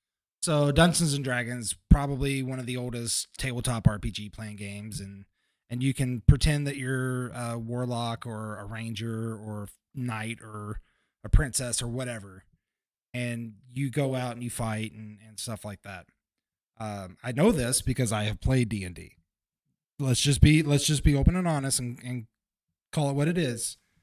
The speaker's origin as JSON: {"language": "English", "region": "Kentucky", "country": "United States", "said": "That's, I'm from Kentucky. Of course we did that."}